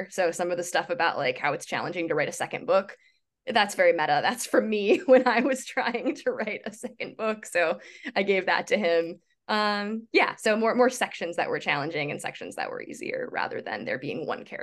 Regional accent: Midwest, United States; I I grew up in the Midwest.

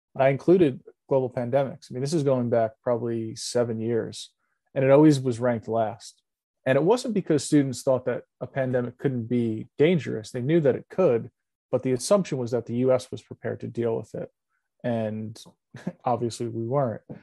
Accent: New York, United States; I'm a New Yorker

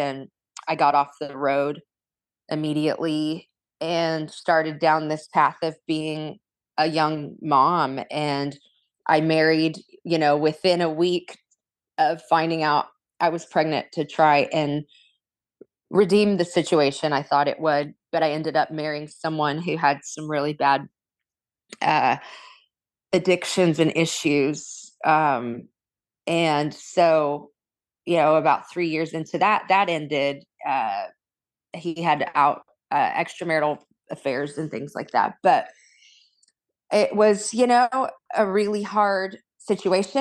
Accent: Corona, California, United States; in a family of ministers and singers and musicians in Southern California

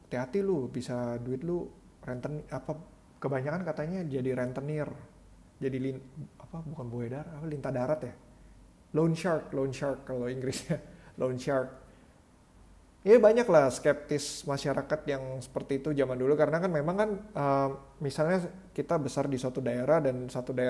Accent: Jakarta, Indonesia; also born or lived in Tangerang; gue lahir di Jakarta oke okay. gede sempat sekolah sebentar di Tangerang terus sekolah lagi Jakarta terus lagi, lagi ke Tangerang

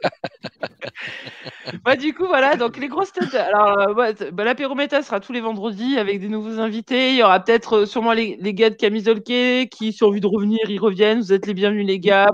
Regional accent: Vaucluse, Provence-Alpes-Côte d'Azur, France; moved away as an adult; also born or lived in Marseille; now in Lyon, France; J'ai grandi dans le Vaucluse

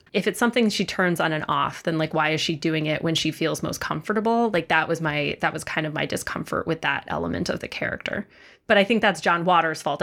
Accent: Chicago, Illinois, United States; moved away; as a Chicagoan

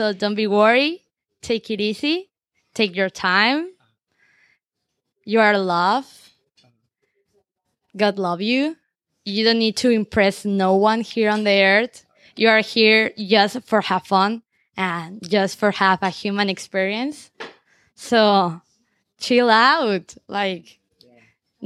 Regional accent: Morelia, Michoacán, Mexico; English is a second language; moved away; I born in Mexico

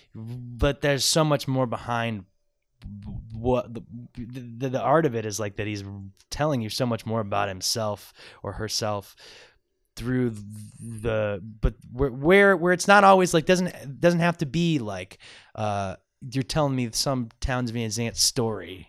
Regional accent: Medina, Ohio, United States; I grew up in Medina, about 45 minutes south of Cleveland, but I'm from Northeast Ohio.

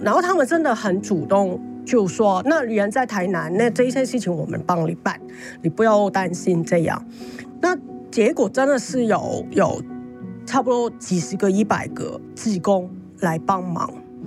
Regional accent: Hong Kong; moved away as an adult; also born or lived in Tainan, Taiwan; now in Taiwan; 作为一个香港人

